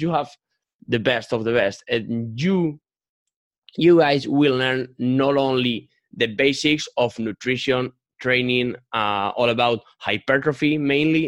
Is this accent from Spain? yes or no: yes; Spain; English is a second language; I'm 22 years old, and I'm from Spain.